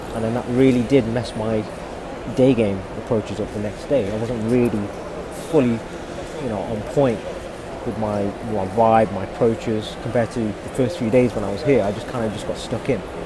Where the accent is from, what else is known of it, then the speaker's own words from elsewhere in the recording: United Kingdom; I'm someone who's born in the UK. I'm a British Asian